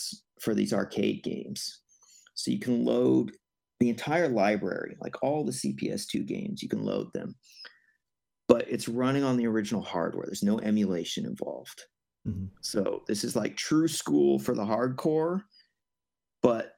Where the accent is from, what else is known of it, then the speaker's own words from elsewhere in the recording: Northern California, United States; I'm from Northern California originally.